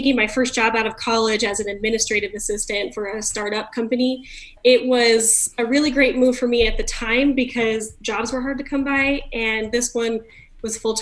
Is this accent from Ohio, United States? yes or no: no; California, United States; now in Utah, United States; I'm from California originally